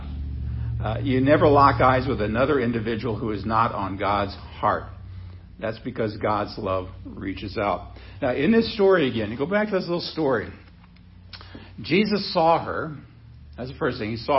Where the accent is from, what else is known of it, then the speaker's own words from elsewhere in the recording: Seward, Nebraska, United States; when I was a kid growing up in Seward, Nebraska